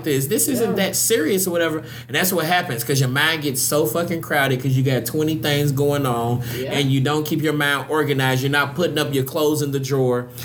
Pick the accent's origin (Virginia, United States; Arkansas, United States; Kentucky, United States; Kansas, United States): Kentucky, United States; Louisville; moved away; Growing up in Louisville